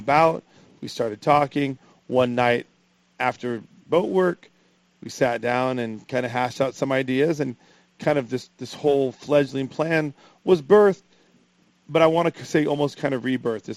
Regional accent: Los Angeles, California, United States; now in Point Loma, San Diego, United States; growing up in Los Angeles and moving to Point Loma

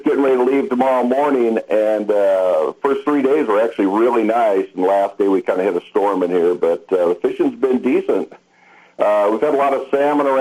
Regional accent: Redondo Beach, California, United States; moved away as an adult; now in Craig, United States; I grew up in Southern Cal, you know that, Redondo Beach, and came up here in the late 80s and loved it and stayed

